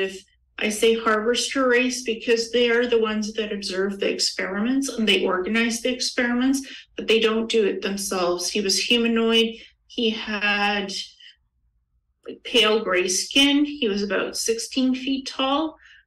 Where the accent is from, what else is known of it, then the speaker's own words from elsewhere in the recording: Ukraine; I was born in Ukraine